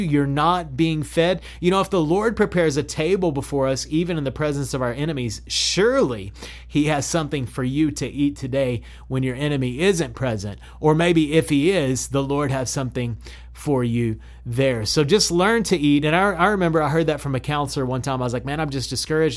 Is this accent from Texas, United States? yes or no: yes; Odessa, Texas, United States; my hometown, Odessa, Texas